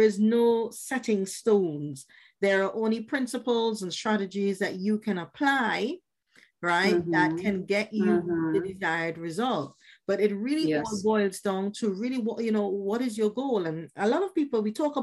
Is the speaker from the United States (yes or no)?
no; Trinidad & Tobago; I grew up in the Caribbean from Trinidad